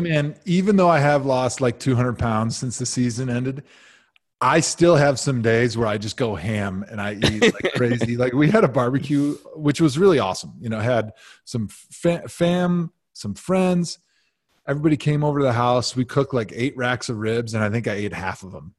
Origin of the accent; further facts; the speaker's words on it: outside of Milwaukee, Wisconsin, United States; moved away as an adult; also born or lived in Madison, Wisconsin / Cleveland, Ohio; I grew up outside of Milwaukee.